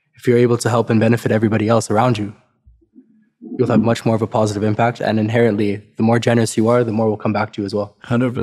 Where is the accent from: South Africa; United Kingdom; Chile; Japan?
South Africa; now in Canada; I'm, I'm from South Africa originally